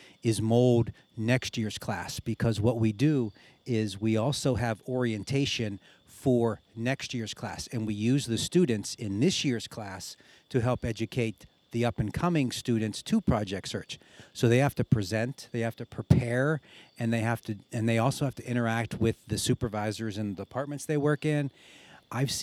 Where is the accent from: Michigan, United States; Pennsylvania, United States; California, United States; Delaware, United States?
Pennsylvania, United States; Beaver County, near Pittsburgh; now in Erie, United States; I am from Beaver County, and which is down by Pittsburgh